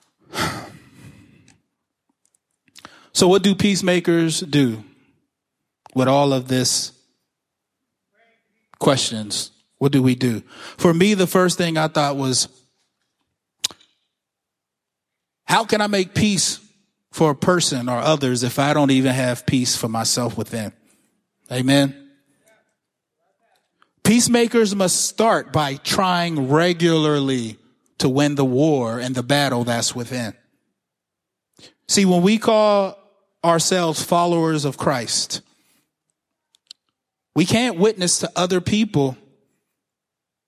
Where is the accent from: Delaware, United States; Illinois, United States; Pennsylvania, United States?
Pennsylvania, United States; Pittsburgh; I'm from Pittsburgh. I went to public school.